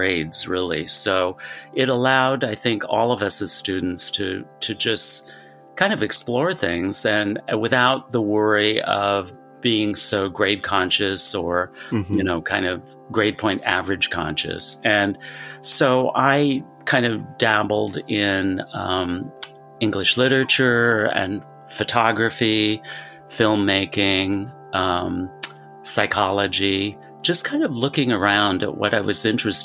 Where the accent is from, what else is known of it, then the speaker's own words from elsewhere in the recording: Portland, Oregon, United States; growing up in Portland, Oregon